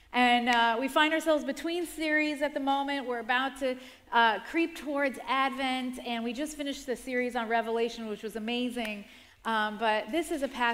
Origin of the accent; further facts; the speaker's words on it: New York, United States; also born or lived in Rockland County, New York; I grew up in the Bronx, around a lot of concrete and around a lot of apartment buildings. And then at around 10 years old, we moved to the suburbs, to Rockland County